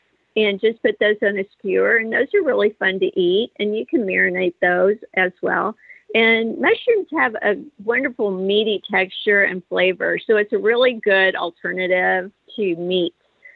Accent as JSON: {"language": "English", "region": "Texas", "country": "United States", "said": "I'm from Texas"}